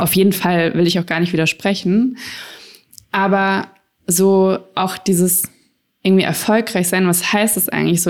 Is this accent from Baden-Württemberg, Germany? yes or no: no; Frankfurt, Hesse, Germany; ich bin damals in Frankfurt aufgewachsen